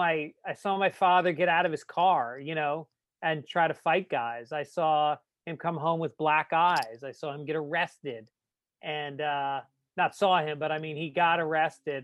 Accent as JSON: {"language": "English", "town": "Tarrytown", "region": "New York", "country": "United States", "tie": "born or raised there", "also_born_or_lived": "Bronx, New York", "moved": "yes", "said": "I was born in the Bronx to two Bronx parents. And I lived there until I was about seven. And then Dad made some money. And so we moved out to the suburbs. Out to Tarrytown, New York"}